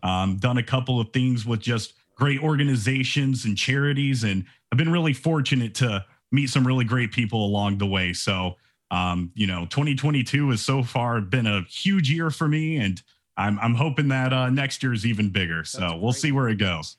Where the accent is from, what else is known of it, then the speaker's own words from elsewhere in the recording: Atlanta, Georgia, United States; I'm from Atlanta